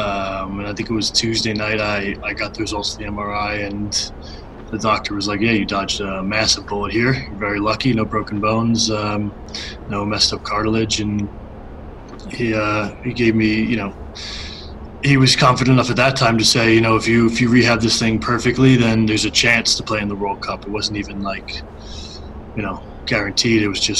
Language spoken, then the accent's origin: English; Scarsdale, New York, United States; Yeah, I am from the Burbs, indeed.